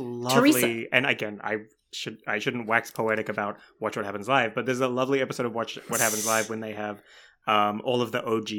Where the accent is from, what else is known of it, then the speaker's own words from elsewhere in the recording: Tauranga, Bay of Plenty, New Zealand; I'm from Tauranga, and it's like, no, I'm from Tauranga.